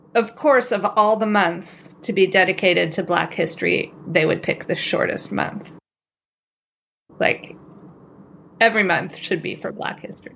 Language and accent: English; California, United States; I'm also from California. I grew up in, some of the schools that I went to were minority white